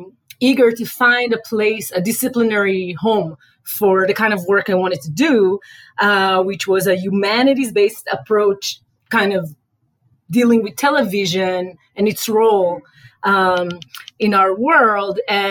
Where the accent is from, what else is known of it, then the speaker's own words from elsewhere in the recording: Israel; accent: Israeli; moved away; I'm Israeli, as you can tell by my accent. I got my BA and MA actually in Israel, in Tel Aviv University.